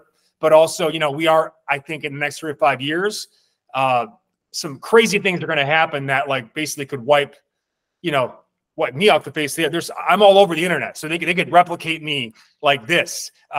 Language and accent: English; Milwaukee, Wisconsin, United States; now in California, United States; I'm from Milwaukee, Wisconsin